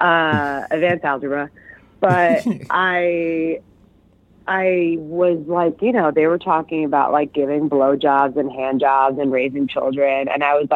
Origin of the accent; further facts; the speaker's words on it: New York City, New York, United States; I'm from Queens